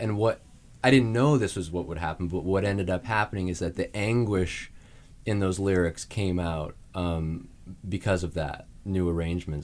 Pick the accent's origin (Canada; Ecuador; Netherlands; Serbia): Canada; Saskatoon, Saskatchewan; moved away as an adult; I'm from Saskatoon, Saskatchewan in Canada.